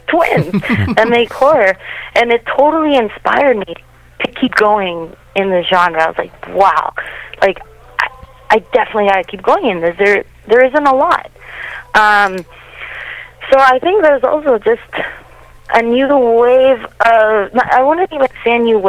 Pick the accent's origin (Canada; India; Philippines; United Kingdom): Canada; also born or lived in Latin America; I grew up here in Canada, you know, the other half of my life